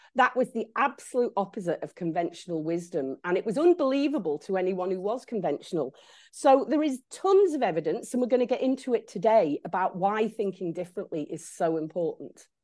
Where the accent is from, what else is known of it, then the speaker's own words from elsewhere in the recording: Isle of Man; I grew up in the Isle of Man